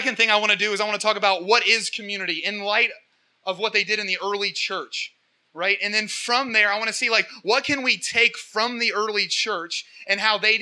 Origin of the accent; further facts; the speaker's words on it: Portsmouth, Ohio, United States; accent: hick; And I'm from Portsmouth